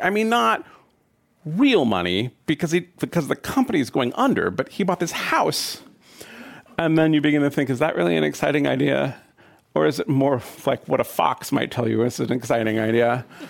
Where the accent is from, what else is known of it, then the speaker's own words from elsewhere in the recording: San Francisco, California, United States; my hometown of San Francisco